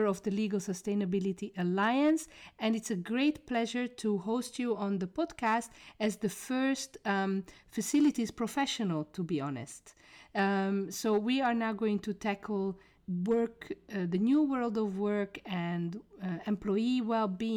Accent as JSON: {"language": "English", "country": "Hungary", "moved": "yes", "lives_now": "Brussels, Belgium", "said": "Me as a Hungarian sitting in Brussels"}